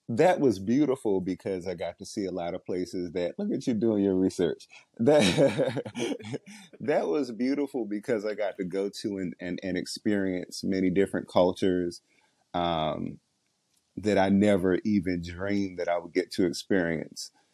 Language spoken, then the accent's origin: English; Washington, District of Columbia, United States; I grew up in Southeast DC